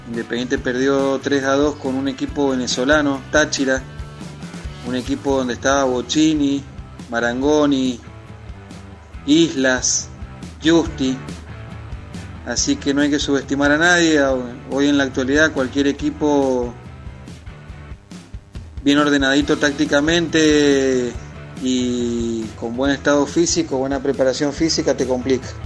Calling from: Mendoza, Argentina; Buen día muchachos … de Mendoza, muy buen programa, los veo bastante seguido

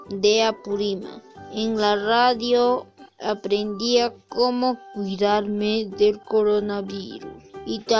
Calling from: Piura, Peru; soy la estudiante de CB Castilla, de Piura.

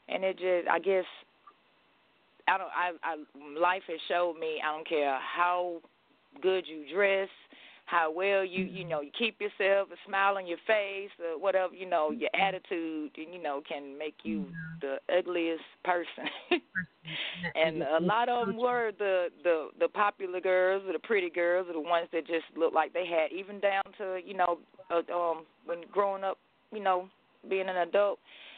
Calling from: Athens, Georgia, United States; Calling from Athens, Georgia.

